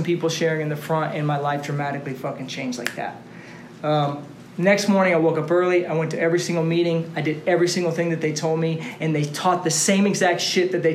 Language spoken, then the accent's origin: English; Austin, Texas, United States; Born and raised in Austin